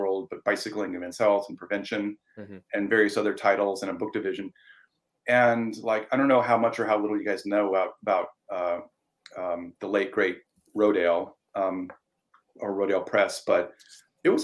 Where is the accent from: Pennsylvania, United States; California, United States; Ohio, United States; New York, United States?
Ohio, United States; moved away as an adult; now in Portland, United States; my hometown in Ohio